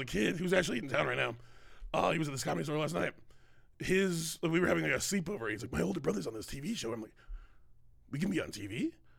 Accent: Bloomington, Minnesota, United States; I grew up in Minnesota, in Bloomington, Minnesota.

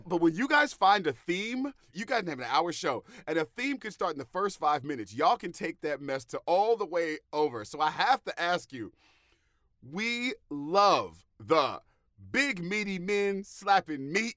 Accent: the Bay Area, California, United States; now in New Jersey, United States; I am from the Bay Area

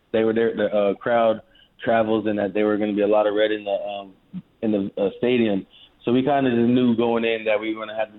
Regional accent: St. Louis, Missouri, United States; I'm from St. Louis, Missouri.

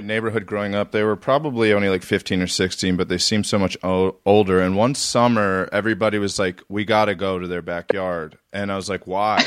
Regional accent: Reisterstown, Maryland, United States; I grew up in Reisterstown, Maryland. So I grew up just north

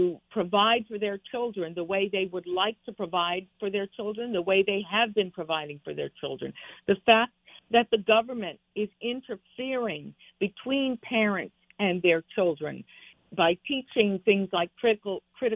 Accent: Havana, Cuba; now in Connecticut, United States; I was born in Havana, Cuba. We escaped Castro and a communist revolution

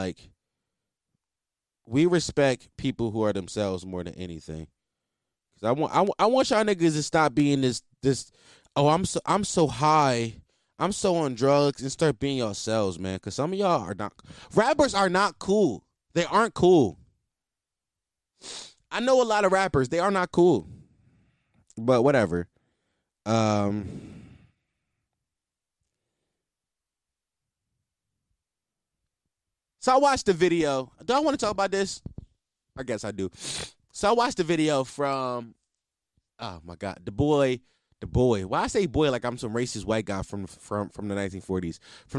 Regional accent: East Coast, United States; Listen, I'm from the East Coast, by the way.

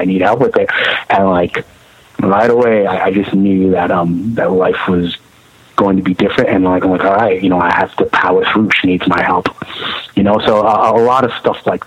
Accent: New York City, New York, United States; No, Brooklyn all my life. Okay. You know, I was born in Brooklyn, Kings County Hospital

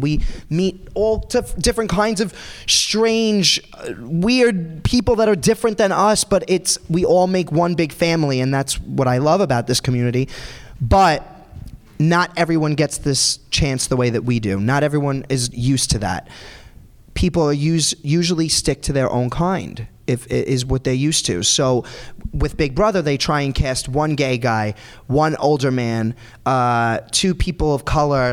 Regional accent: New York City, New York, United States; born or raised there

